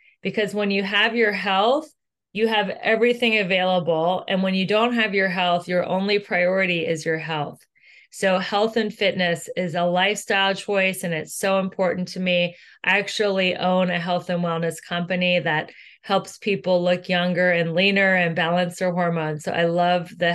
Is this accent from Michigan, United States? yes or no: no; Ohio, United States; moved away as an adult; also born or lived in Los Angeles; I am originally from Ohio